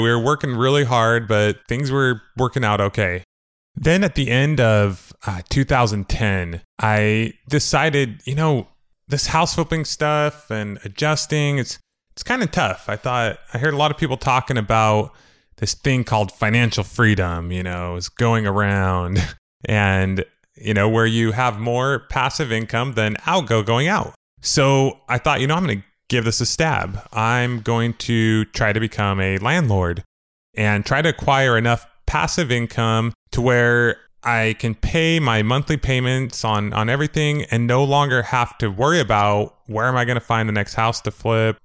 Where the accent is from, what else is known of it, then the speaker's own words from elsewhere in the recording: Moreno Valley?, Riverside area, California, United States; also born or lived in Idaho; from second grade on, I grew up basically in Mariloma, California, Riverside area